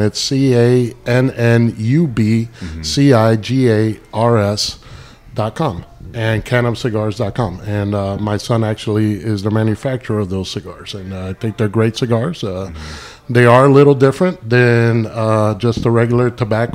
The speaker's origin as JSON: {"language": "English", "town": "Miami", "region": "Florida", "country": "United States", "tie": "born or raised there", "also_born_or_lived": "New Jersey / Tennessee", "moved": "yes", "lives_now": "Columbia, United States", "said": "I grew up in Miami, and prior to that, I was born in New Jersey"}